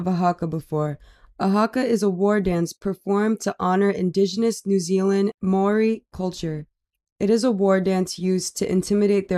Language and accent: English; New York, United States; I'm from New York